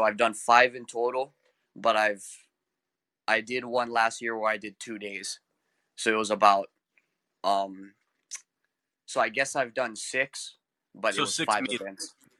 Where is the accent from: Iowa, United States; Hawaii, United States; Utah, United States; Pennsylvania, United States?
Hawaii, United States; Well, I was born and raised on Maui.